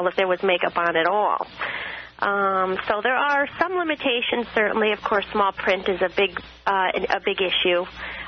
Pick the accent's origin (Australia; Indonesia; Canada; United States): United States; Connecticut; moved away; I'm actually originally from Connecticut